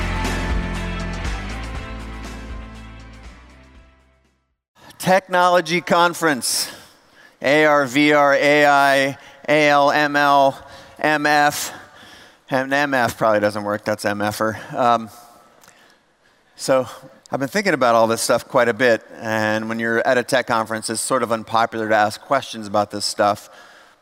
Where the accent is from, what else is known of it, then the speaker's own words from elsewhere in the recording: United States; We came from the States here to Europe